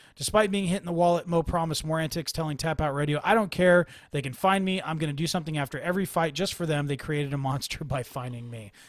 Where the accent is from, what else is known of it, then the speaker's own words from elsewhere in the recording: Bay Area, California, United States; I'm from the Bay Area